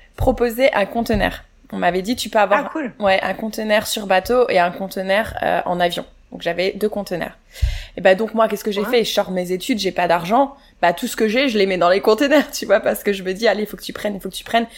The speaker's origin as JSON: {"language": "French", "country": "France", "also_born_or_lived": "Chicago, United States", "moved": "as an adult", "lives_now": "Canada", "said": "j'ai quitté la France"}